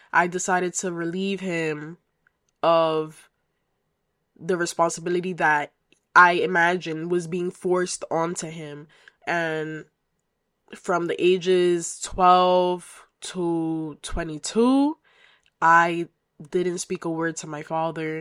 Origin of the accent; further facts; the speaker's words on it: United States; I am of Dominican heritage, so I am Dominican American. And yeah, so I was raised by a single mother who migrated to the United States um, before I was born